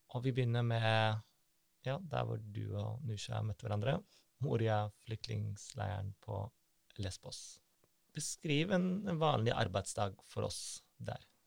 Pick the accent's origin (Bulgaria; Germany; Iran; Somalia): Germany; moved away; Jeg, jeg er jo tysk